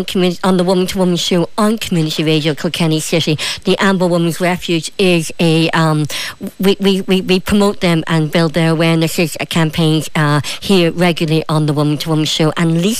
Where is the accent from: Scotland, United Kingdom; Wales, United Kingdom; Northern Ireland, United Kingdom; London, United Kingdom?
Northern Ireland, United Kingdom; Derry; also born or lived in Donegal, Ireland; That's the thing, I'm from Derry and Donegal, and I've never lived so inland before, and so sometimes I still miss the coast.